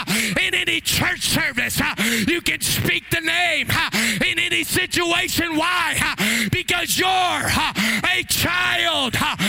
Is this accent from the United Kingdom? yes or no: no; Brazil; born there; I shared with you that I was born in Brazil.